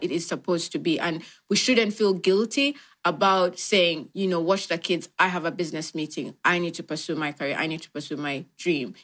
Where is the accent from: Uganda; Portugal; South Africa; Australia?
Uganda; moved away as an adult; now in London, United Kingdom; born and raised in Uganda, and that's where I, you know, lived most of my life